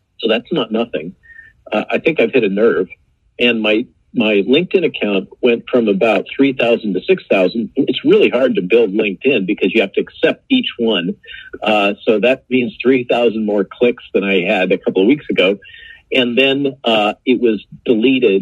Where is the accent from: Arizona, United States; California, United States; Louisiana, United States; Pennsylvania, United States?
California, United States; now in Virginia, United States; I grew up in California